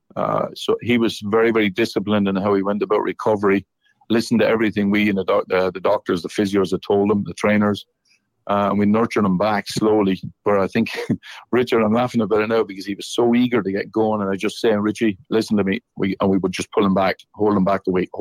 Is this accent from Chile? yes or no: no; Ireland; moved away as an adult; now in Nashville, United States; me being Irish